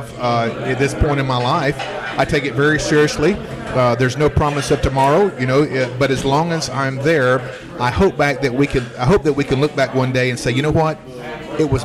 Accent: the South, United States; I grew up in the South and the way that we eat

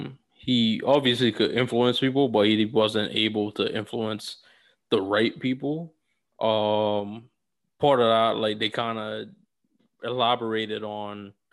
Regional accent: New York, United States; So, and as you said, like as a New Yorker, and that's the first thing you want to like diss people on.

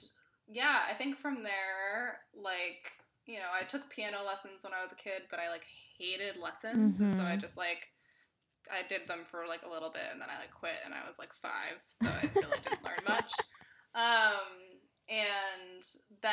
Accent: Berkeley, California, United States; I grew up in Berkeley, California

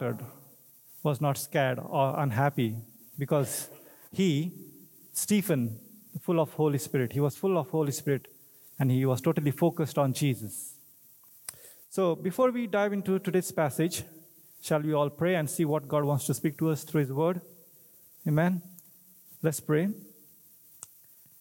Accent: India; English is a second language; moved away; I'm from India

